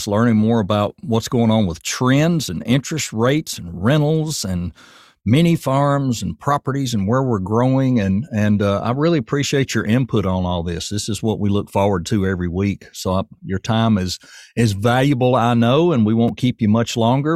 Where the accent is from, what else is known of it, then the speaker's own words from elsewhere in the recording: Rutherford County, Tennessee, United States; I'm from Rutherford County